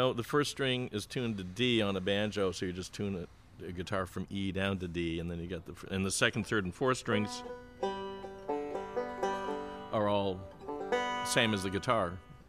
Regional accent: Syracuse, New York, United States; and I grew up in Syracuse, and my dad taught at Syracuse University

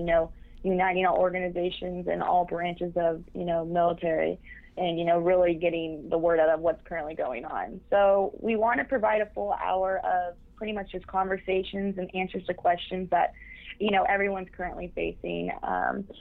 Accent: Austin, Texas, United States; I am from Austin, Texas

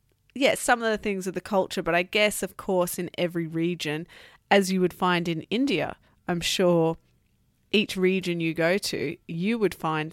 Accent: Australia; moved away as an adult; now in France; as an Australian and knowing a bit about the English culture and the French culture

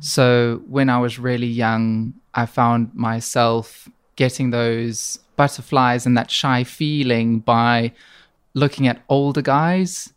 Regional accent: South Africa; also born or lived in Middle East; now in Manchester, United Kingdom; I grew up in South Africa.

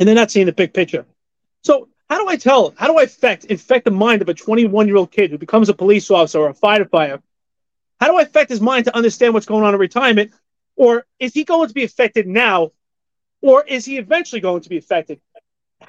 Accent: New York City, New York, United States; growing up in Staten Island, Brooklyn, blue collar type work

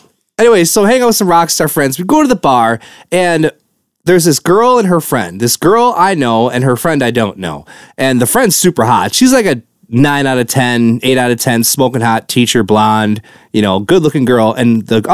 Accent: Wisconsin, United States; I'm from Wisconsin

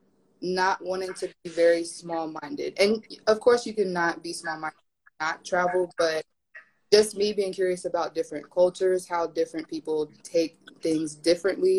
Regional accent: Tennessee, United States; moved away as an adult; now in Madrid, Spain; I'm from Tennessee in the United States.

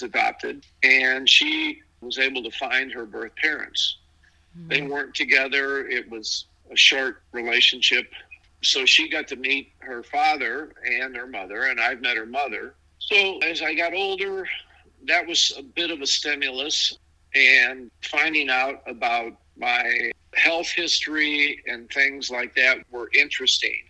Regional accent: St. Louis, Missouri, United States; also born or lived in Kansas City, Missouri / Arkansas; I grew up in St. Louis

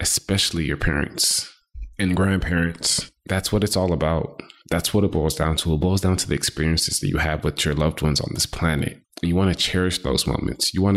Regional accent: Houston, Texas, United States; also born or lived in Boston, Massachusetts; I like to claim Houston, Texas, because I've been in Houston all of my life, but I was born in Boston, Massachusetts

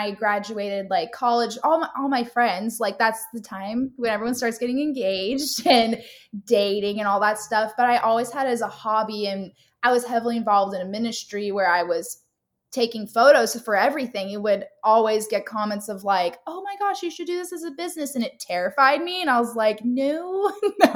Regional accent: Southern California, United States; moved away as an adult; also born or lived in North Carolina / Florida; But I am from Southern California. I was born there and lived there up until college when I moved to North Carolina.

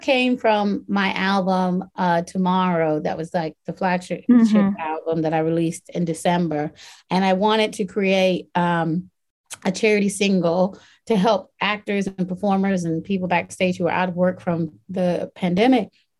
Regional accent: Southern US, Southern United States, United States; moved away; my hometown.

